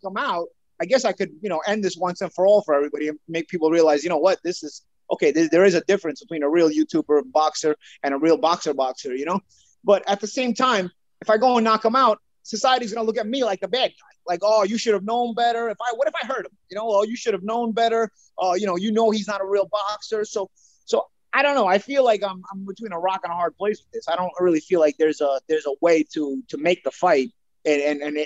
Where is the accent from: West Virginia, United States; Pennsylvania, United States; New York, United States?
New York, United States; I'm a New Yorker